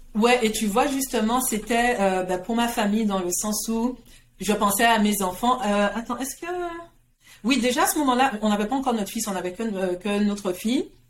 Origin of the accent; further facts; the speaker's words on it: Guadeloupe; now in Montreal, Canada; je suis née, j'ai grandi en Guadeloupe